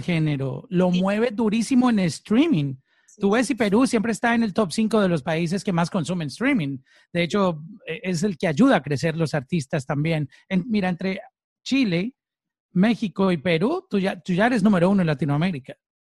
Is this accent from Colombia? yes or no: yes; Colombia; now in Miami, United States; como decimos en, en mi país, en Colombia. Eh, yo estoy aquí en Miami, pero siempre representando Colombia.